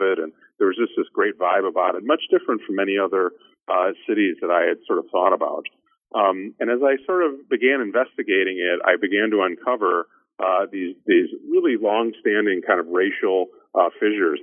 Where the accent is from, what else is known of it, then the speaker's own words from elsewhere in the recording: Chicago, Illinois, United States; moved away as an adult; also born or lived in Austin, Texas; I grew up in Chicago and spent most of my life in the in the Midwest and around Chicago